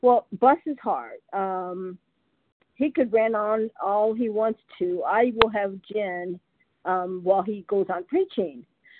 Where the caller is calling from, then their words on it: California, United States; I'm … from California, a compulsive overeater in recovery.